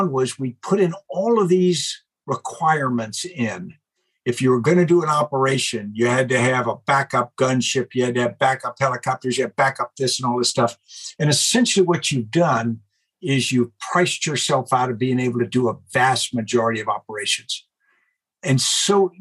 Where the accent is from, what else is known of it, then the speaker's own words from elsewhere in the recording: United States; we're Americans.